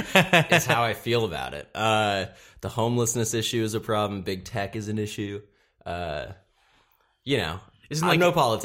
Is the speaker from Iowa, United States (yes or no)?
no; Seattle, Washington, United States; born there; also born or lived in Chicago / Austin / Columbus / San Francisco; And I was born in Seattle, and then I moved to Chicago. My voice cracked. Then I moved to Austin, Texas, and then Columbus, Ohio, and then San Francisco.